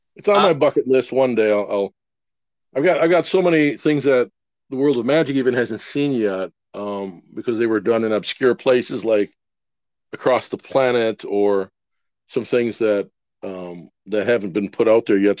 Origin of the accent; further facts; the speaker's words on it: Wisconsin, United States; I'm from Wisconsin.